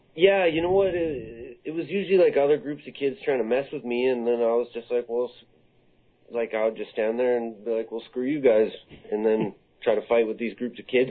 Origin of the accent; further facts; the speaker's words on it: Comox Valley, British Columbia, Canada; I grew up in the Comox Valley. This is where I was born, and uh, I went to school here